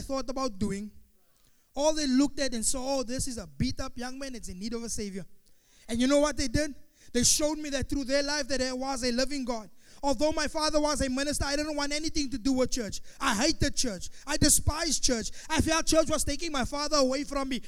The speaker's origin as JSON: {"language": "English", "town": "Pretoria", "region": "Gauteng", "country": "South Africa", "said": "where I'm from Pretoria"}